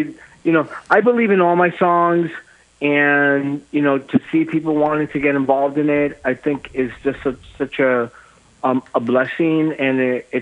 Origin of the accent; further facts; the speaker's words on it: New York City, New York, United States; I'm from Brooklyn